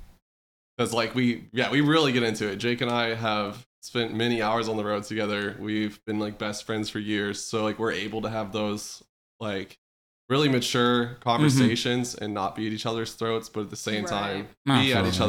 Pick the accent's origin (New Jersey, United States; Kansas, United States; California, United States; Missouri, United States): Kansas, United States; Shawnee; moved away; I was born in a small town called Shawnee.